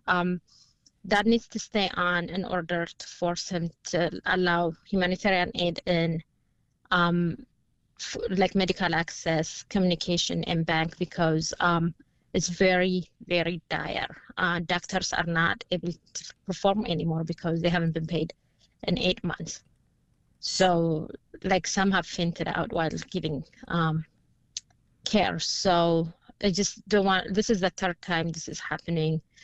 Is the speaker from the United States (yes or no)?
no; Tigray, Ethiopia; I'm from Tigray